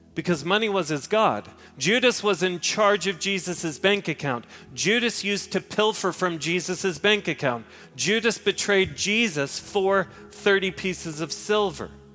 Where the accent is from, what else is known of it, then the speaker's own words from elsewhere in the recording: Park Cities, Texas, United States; I grew up in the Park Cities.